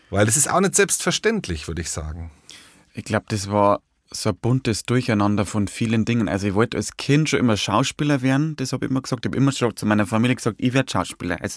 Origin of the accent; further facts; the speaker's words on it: Hutthurm, Bavaria, Germany; Es ist eine sehr hügelige Landschaft. Also so Niederbayern, also gibt Niederbayern ist ja zum Teil sehr, sehr flach, also die Gegend da von Dingolfing, aber da wo ich ja bin, so Passauer und, und, und Bayerischer Wald